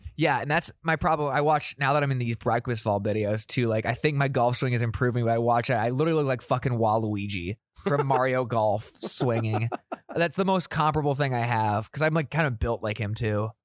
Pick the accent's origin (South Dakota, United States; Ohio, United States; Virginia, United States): South Dakota, United States; moved away; I'm from South Dakota, I have a lot of S D S U people in my Snapchat and my Instagram still